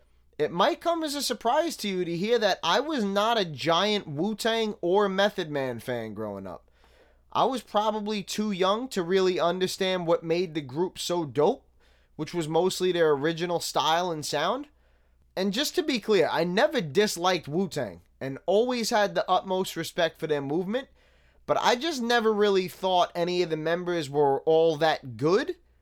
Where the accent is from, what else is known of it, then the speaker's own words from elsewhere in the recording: Staten Island, New York, United States; not only was I born and raised in Staten Island 33 years, but I also actually lived in Park Hill for a couple of years